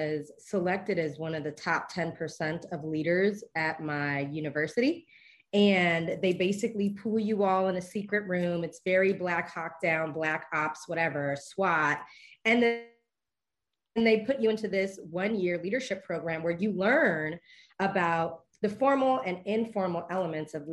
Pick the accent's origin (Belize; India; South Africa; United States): Belize; I am a Belizean.